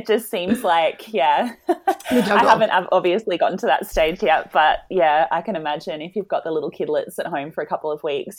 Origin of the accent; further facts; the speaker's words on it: Tasmania, Australia; I'm from Tassie.